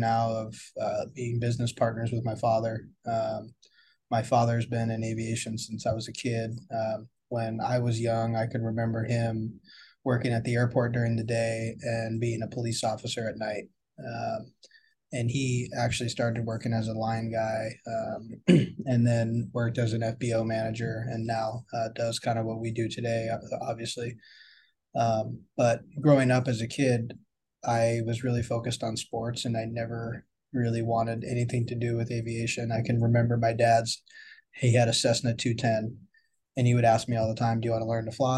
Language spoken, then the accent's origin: English; Seal Beach, California, United States; also born or lived in Burlington, Vermont; I am from Seal Beach, California. I grew up in this area